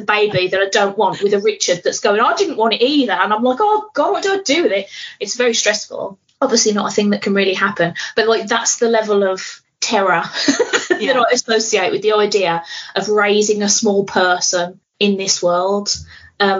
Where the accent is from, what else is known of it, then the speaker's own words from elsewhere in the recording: Birmingham, West Midlands, United Kingdom; I'm here from Birmingham